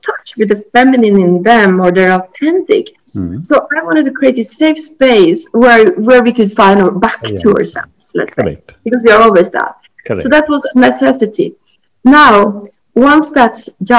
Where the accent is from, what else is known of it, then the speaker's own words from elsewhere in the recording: Norway; moved away as an adult; also born or lived in Australia / Japan / Italy; I had left my home country, Norway, and I've been around the world